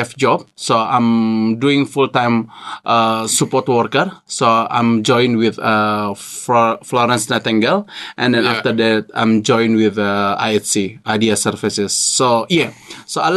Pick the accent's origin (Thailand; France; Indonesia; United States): Indonesia; English is a second language; moved away as an adult; now in Invercargill, New Zealand; I am from Indonesia